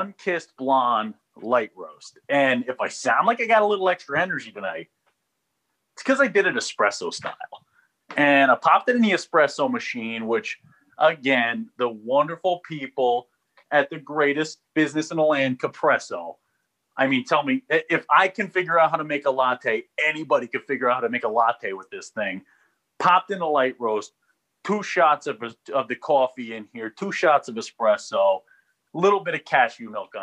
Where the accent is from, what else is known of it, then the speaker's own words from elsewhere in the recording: New Jersey, United States; moved away; also born or lived in New Haven, Connecticut; I'm from New Jersey